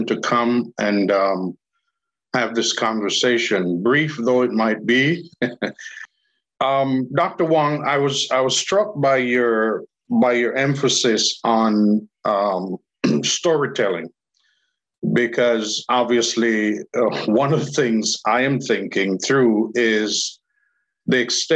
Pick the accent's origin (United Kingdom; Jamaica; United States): Jamaica; I'm Jamaican